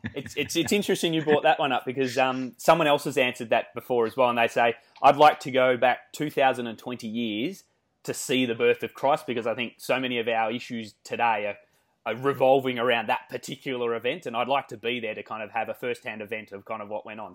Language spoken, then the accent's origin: English; Australia; accent: Australian; we love the Australian accent. To me, I think we sound nasally and whiny